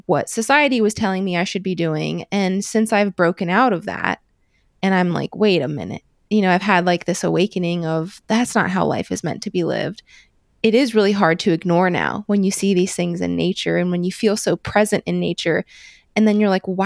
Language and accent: English; Midwest, United States; growing up in the Midwest